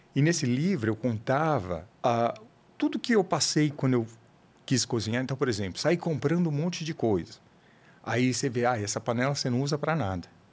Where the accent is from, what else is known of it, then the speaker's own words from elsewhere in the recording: São Paulo, Brazil; Eu sou de uma, de um, aqui de São Paulo mesmo